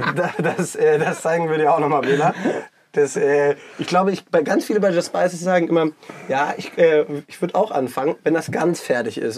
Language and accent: German; Hanover, Lower Saxony, Germany; also born or lived in Cologne; now in Düsseldorf, Germany; bin 33, komme gebürtig aus Hannover, also aus dem Norden und lebe jetzt seit eineinhalb Jahren in Düsseldorf, habe davor fünf Jahre in Köln gewohnt.